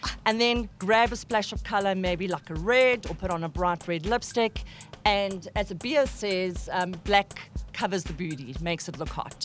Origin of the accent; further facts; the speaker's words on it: South Africa; We are South African